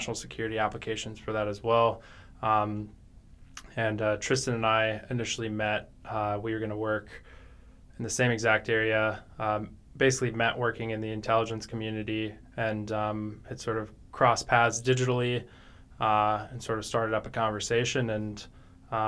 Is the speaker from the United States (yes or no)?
yes; New Mexico, United States; moved away as an adult; now in Columbus, United States; I was born and raised in New Mexico